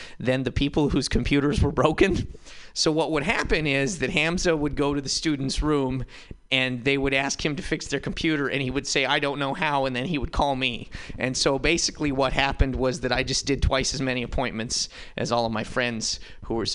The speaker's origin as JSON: {"language": "English", "region": "Montana", "country": "United States", "tie": "born or raised there", "moved": "yes", "lives_now": "San Francisco, United States", "said": "I'm from Montana"}